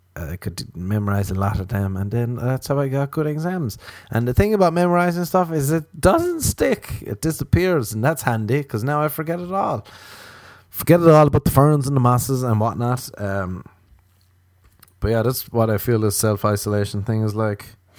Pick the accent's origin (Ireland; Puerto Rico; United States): Ireland; growing up in Ireland